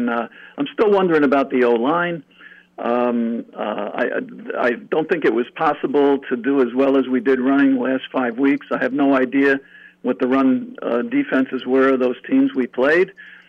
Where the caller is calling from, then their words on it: New York, United States; from New York.